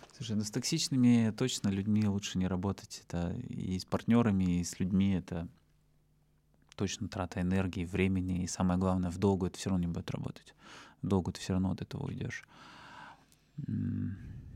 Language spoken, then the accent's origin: Russian; Russia; also born or lived in Yekaterinburg; Из России я был один